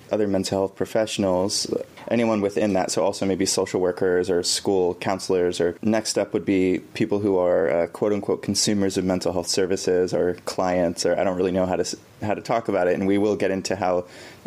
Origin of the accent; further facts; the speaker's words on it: Bay Area, California, United States; I grew up in the Bay Area of California